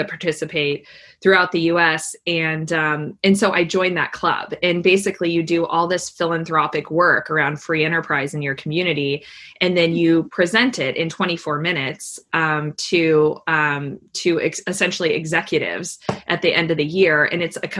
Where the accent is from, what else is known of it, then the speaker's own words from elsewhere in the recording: Tucson, Arizona, United States; I'm from Tucson, Arizona originally, and okay. Grew up in Arizona, and I'm a fifth generation Arizonan